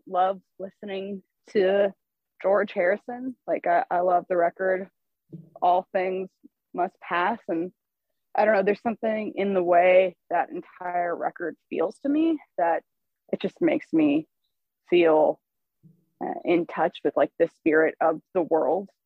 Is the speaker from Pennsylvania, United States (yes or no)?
no; Los Angeles, California, United States; I'm from Los Angeles